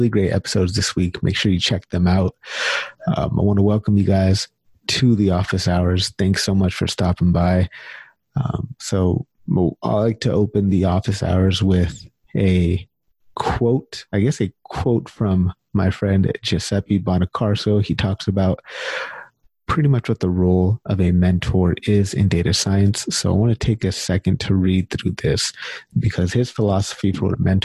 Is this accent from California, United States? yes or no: yes; California, United States; now in Canada; I'm originally from California